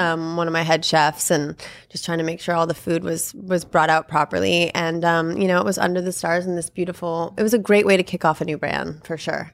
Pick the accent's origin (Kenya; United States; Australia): United States; Malibu, California; I grew up in Malibu. I went to Malibu High